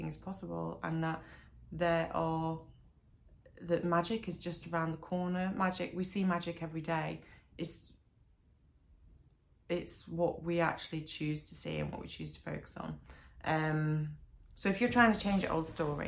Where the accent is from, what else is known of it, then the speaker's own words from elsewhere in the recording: Derbyshire, East Midlands, United Kingdom; moved away; also born or lived in Australia; I moved back to Derbyshire from Australia when I was 24